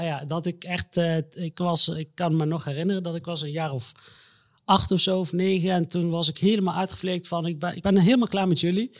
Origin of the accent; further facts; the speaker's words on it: Egypt; moved away; ik kom uit Egypte. Daar mhm. ben ik ook geboren.